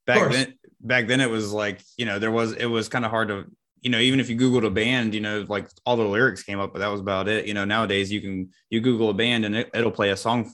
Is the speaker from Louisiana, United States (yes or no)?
no; North Carolina, United States; growing up in North Carolina